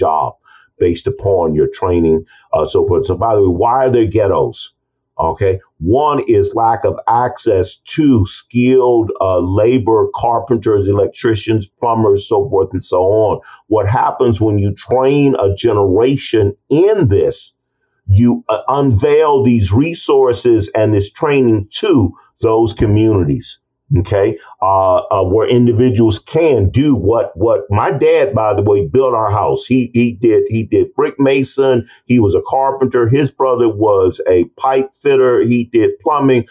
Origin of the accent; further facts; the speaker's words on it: East St. Louis, Illinois, United States; That's my hometown.